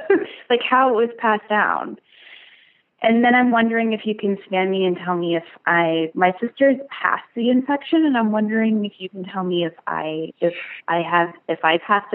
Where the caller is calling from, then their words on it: Cincinnati, Ohio, United States; Hi, I'm calling from Cincinnati.